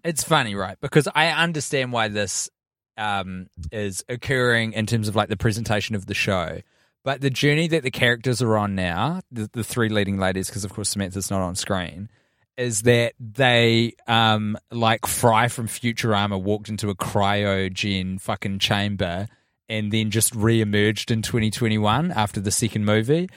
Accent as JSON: {"language": "English", "country": "New Zealand", "said": "And as a New Zealander"}